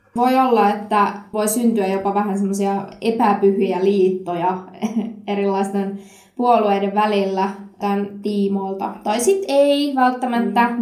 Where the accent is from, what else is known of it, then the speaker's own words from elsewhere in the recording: Satakunta, Finland; Mä oon itse kotoisin tosi tosi pieneltä kutistuvalta paikkakunnalta tuolta satakunnasta